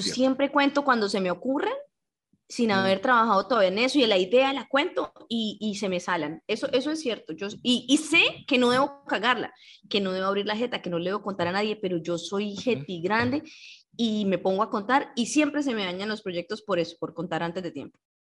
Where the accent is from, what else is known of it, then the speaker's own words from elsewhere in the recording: Cúcuta, Norte de Santander, Colombia; accent: Cúcuta accent; nuestro acento es bipolar